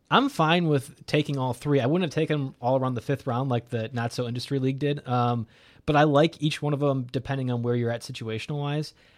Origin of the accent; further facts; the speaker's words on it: Wisconsin, United States; I'm from Wisconsin